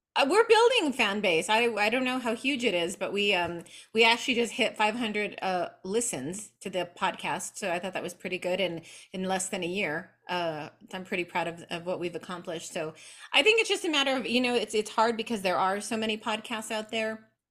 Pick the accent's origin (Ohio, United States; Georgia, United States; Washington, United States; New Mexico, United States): New Mexico, United States; I was born here in New Mexico in the southwest of the United States. I still live here in Albuquerque. I was raised primarily by my maternal grandmother